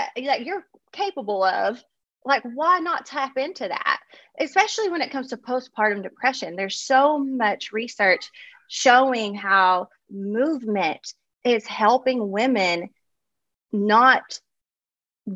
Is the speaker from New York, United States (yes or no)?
no; Kentucky, United States; now in Los Angeles, United States; being from Kentucky, it's kind of just how we're wired